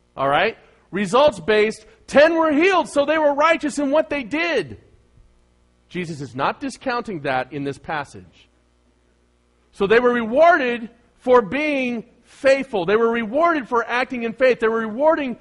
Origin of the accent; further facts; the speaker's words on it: Bay Area, California, United States; I'm from the Bay Area